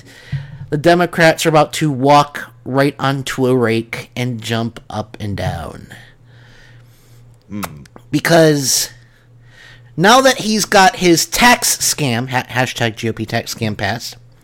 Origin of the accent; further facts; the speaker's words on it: Chicago, Illinois, United States; moved away; I'm from Chicago